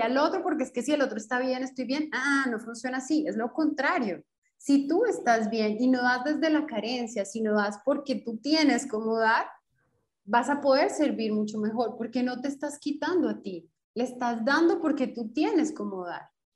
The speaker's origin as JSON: {"language": "Spanish", "country": "Colombia", "moved": "as an adult", "lives_now": "Brasília, Brazil", "said": "Soy colombiana, pero actualmente vivo en Brasilia."}